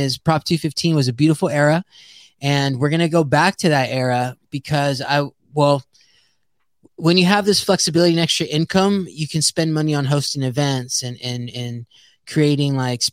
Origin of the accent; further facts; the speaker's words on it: San Jose, California, United States; I'm a first generation American, born and raised in San Jose.